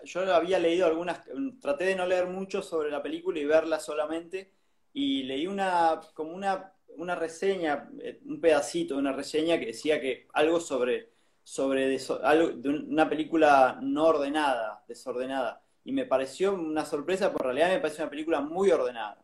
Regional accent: San Juan, Argentina; moved away; yo soy de San Juan

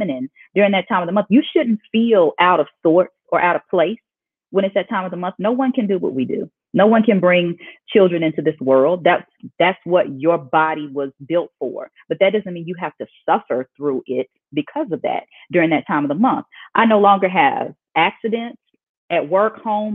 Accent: Oklahoma, United States; I'm from Oklahoma, born and raised

